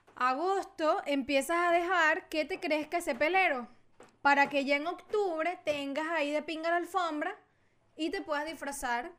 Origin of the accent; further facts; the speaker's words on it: Venezuela; now in Chile; somos los venezolanos